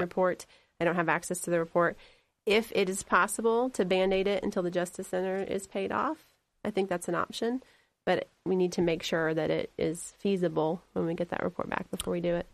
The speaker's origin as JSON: {"language": "English", "area": "Delaware County", "region": "Indiana", "country": "United States", "tie": "born or raised there", "moved": "yes", "lives_now": "Henry County, United States", "said": "I grew up in Delaware County."}